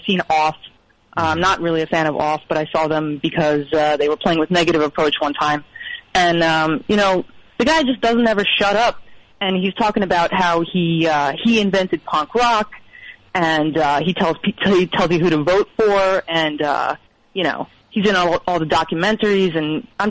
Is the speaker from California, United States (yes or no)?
yes; Oakland, California, United States; I'm from Oakland.